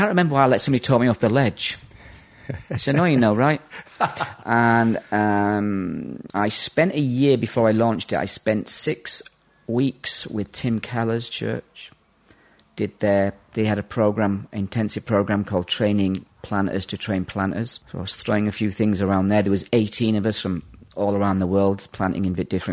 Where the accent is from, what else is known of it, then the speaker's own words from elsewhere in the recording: Yorkshire and the Humber, United Kingdom; also born or lived in Ireland / Brazil / south of England; I grew up in Yorkshire